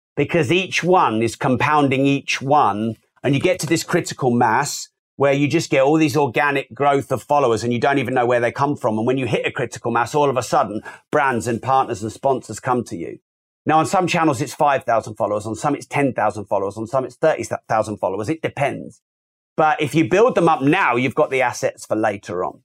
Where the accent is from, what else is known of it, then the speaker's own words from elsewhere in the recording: United Kingdom; I'm British